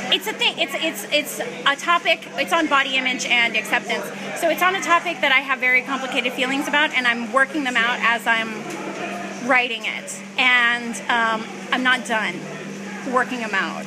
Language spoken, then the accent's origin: English; Riverside, California, United States; I'm from Riverside